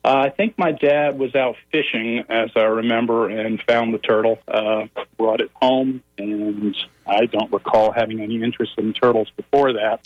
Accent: Connecticut, United States; I grew up in New England, uh, Connecticut specifically

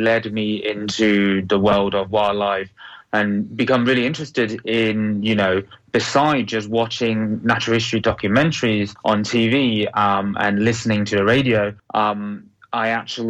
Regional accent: Beijing, China; born there; also born or lived in Hong Kong; I was born in Beijing, so, you know, relatively speaking, is very crowded city, even, you know, back 32 years ago. And then I moved to Hong Kong.

